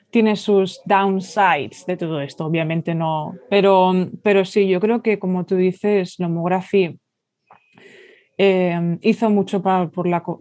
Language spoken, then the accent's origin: Spanish; Mallorca, Balearic Islands, Spain